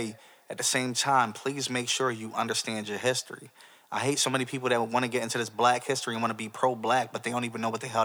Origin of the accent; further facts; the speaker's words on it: United States; a black young man growing up in America